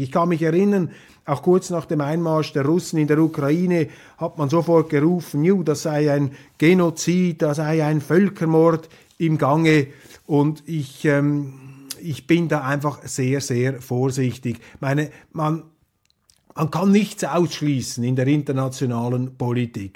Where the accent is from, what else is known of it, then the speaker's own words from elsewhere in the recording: Switzerland; als Schweizer Demokrat